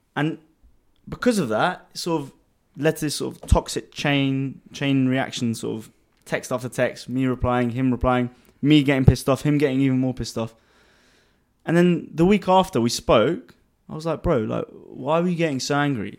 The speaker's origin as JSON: {"language": "English", "region": "London", "country": "United Kingdom", "tie": "born or raised there", "moved": "as an adult", "lives_now": "Dubai, United Arab Emirates", "said": "born and raised in London, um, to, um, Armenian parents. Grew up there most of my life until about three years ago when I moved to Dubai."}